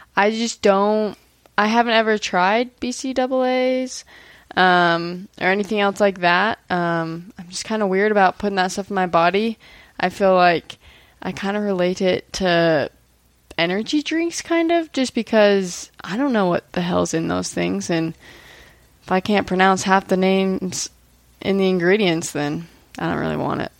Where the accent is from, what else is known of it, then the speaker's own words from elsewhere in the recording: Maryland, United States; now in Utah, United States; I grew up in Maryland